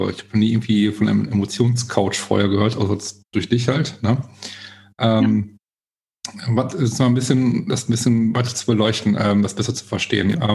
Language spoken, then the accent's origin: German; Essen, North Rhine-Westphalia, Germany; ich bin hier in Essen groß geworden, bin auch nie irgendwie